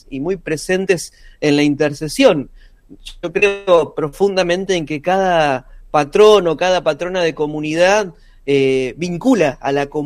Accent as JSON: {"language": "Spanish", "town": "Punta Alta", "region": "Buenos Aires Province", "country": "Argentina", "tie": "born or raised there", "moved": "yes", "said": "Mi ciudad natal, ah, donde estoy en este momento"}